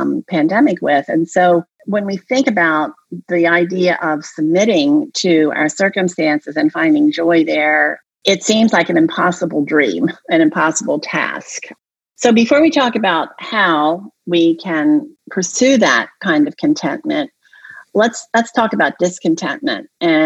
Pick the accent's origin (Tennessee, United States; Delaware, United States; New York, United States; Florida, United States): Delaware, United States; I grew up in Delaware